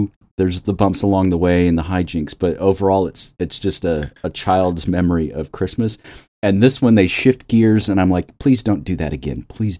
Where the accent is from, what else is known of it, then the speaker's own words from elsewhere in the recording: Midwest, United States; But growing up, as a kid growing up in the Midwest, the casserole thing is not an exaggeration by any means in this movie.